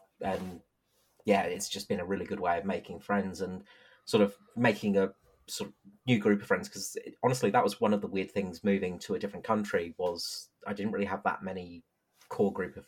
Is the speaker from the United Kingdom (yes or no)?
yes; England, United Kingdom; moved away as an adult; now in Adelaide, Australia; I'm from England originally